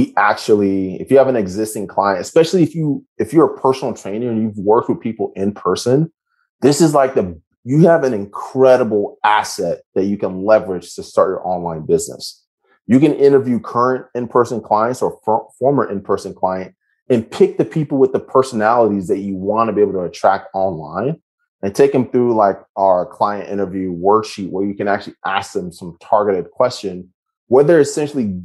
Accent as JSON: {"language": "English", "country": "United States", "said": "I'm an American"}